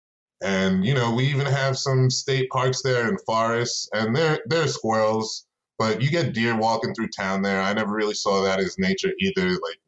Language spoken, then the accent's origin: English; New York, United States; moved away as an adult; now in Colorado, United States; I'm from New York originally, but I came to Colorado about 8 years ago